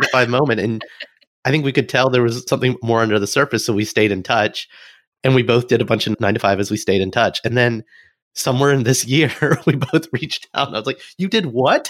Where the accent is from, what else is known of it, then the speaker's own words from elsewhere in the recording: Alabama, United States; as an American who grew up in Alabama